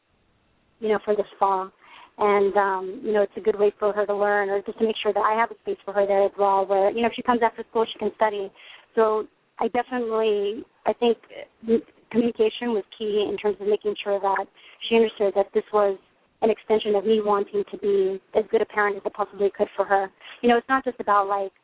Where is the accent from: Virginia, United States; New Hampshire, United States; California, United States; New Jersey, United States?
California, United States; moved away; I'm originally from California, so, you know, went back home